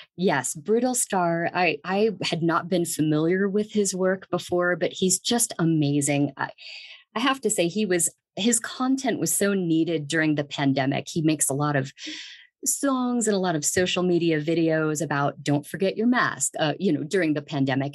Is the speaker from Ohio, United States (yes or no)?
yes; Dayton, Ohio, United States; moved away as an adult; also born or lived in San Bernardino, California; now in Greeley, United States; I'm actually from Ohio. I grew up in Dayton, Ohio